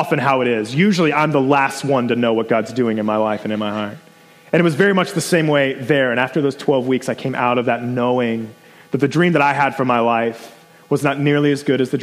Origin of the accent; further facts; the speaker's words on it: Cincinnati, Ohio, United States; I grew up in Cincinnati, right outside of Cincinnati, Ohio